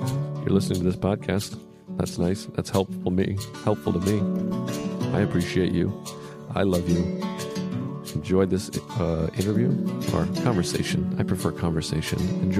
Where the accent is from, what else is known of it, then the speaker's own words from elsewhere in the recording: Massachusetts, United States; He's from Long Island. I'm from Massachusetts, of course.